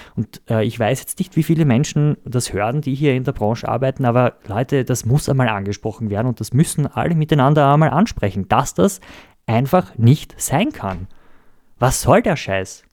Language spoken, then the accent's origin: German; Austria; wir uns als Österreicher